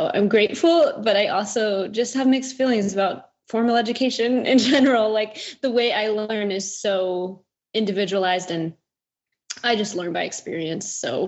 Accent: Kansas City, Missouri, United States; I got invited to record with a band where I grew up in Kansas City

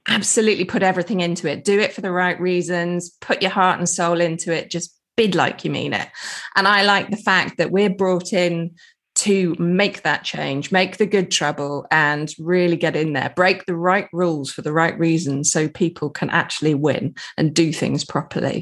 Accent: England, United Kingdom; I'm English

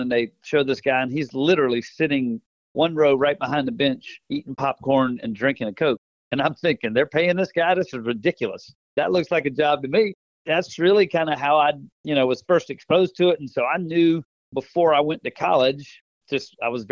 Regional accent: Orangeburg, South Carolina, United States; I grew up in Orangeburg, South Carolina

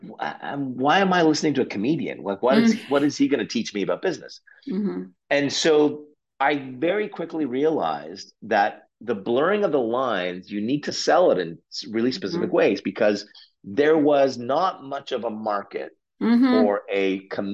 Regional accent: Oshawa, Ontario, Canada; I grew up in Canada's Flint, Michigan, called Oshawa, Ontario

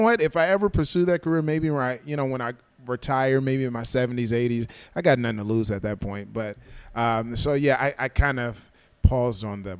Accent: Decatur, Illinois, United States; also born or lived in Clarksdale, Mississippi / Champaign, Illinois; now in Chicago, United States; So I was born there, raised in the central Illinois area, Decatur, Illinois, to be specific. And I was raised there my entire life, and then things changed, and after high school, went to school in the Champaign area

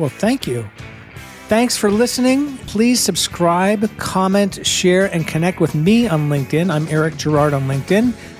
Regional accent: California, United States; I'm from California and have spent some time in Carmel.

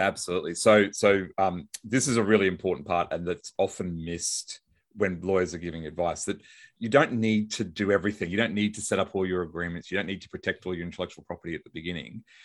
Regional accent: Brisbane, Queensland, Australia; I'm a lawyer from Brisbane, Australia

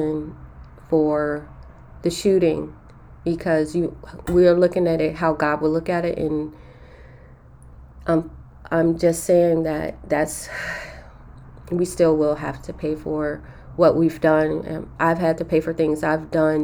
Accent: Chicago, Illinois, United States; We grew up in Chicago in the inner city in an area called K-Town

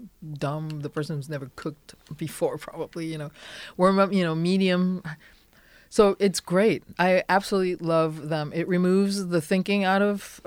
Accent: France; now in United States

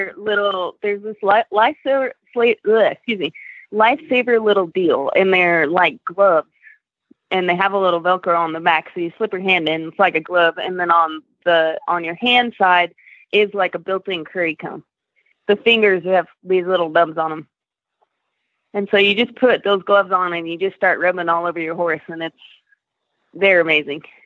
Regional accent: Reno, Nevada, United States; moved away as an adult; also born or lived in Colorado; originally, I'm from Reno, Nevada.

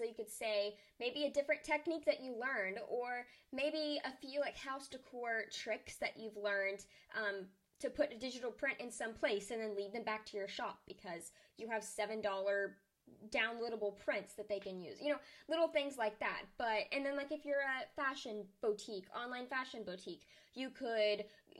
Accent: Arkansas, United States; I'm from Arkansas.

